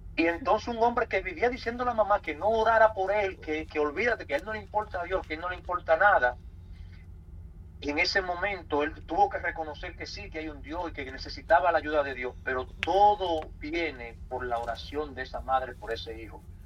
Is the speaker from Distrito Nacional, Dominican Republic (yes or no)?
yes; Santo Domingo, Distrito Nacional, Dominican Republic; moved away as an adult; also born or lived in New York, United States; now in United States; nacido en la República Dominicana, en Santo Domingo, en la capital. Eh, me crié en República Dominicana desde mi nacimiento hasta los 19 años, que fue cuando vine para Estados Unidos